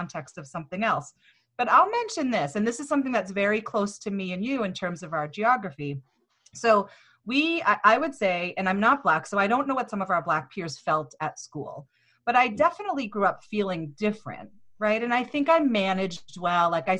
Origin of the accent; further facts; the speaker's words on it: Easton, Massachusetts, United States; growing up in Easton